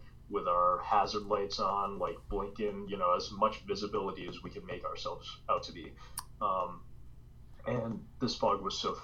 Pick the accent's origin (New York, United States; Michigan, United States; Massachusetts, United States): Massachusetts, United States; Wellesley; I grew up in Wellesley, I went to high school there, graduated there, class of 2000